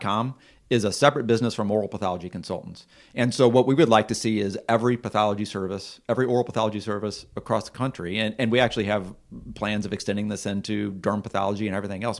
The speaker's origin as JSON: {"language": "English", "region": "Missouri", "country": "United States", "moved": "as an adult", "said": "we're from Missouri"}